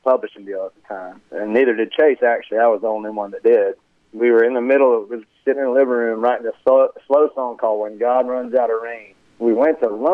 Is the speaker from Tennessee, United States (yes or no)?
no; Conway, South Carolina, United States; So I grew up in Conway, South Carolina, and right outside of Myrtle Beach